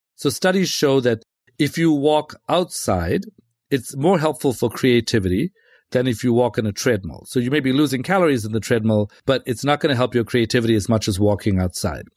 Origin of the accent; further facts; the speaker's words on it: South Africa; moved away; I'm from South Africa, and I was from a, you know, a pretty rough neighborhood, grew up in that neighborhood